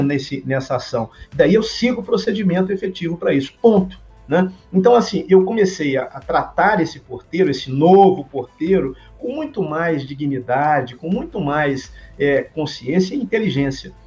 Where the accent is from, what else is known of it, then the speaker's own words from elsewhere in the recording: Minas Gerais, Brazil; sou mineiro